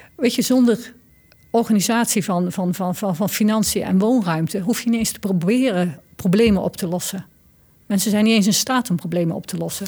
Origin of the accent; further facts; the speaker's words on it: North Brabant, Netherlands; Ik kom uit Brabant